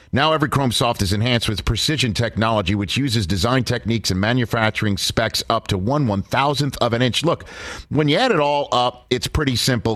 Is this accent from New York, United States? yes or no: yes; New York City, New York, United States; I grew up in Yankee Stadium